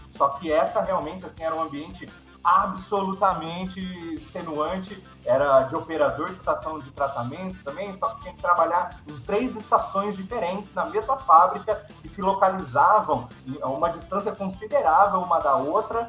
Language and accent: Portuguese; Campinas, São Paulo, Brazil; eu sou de Campinas mesmo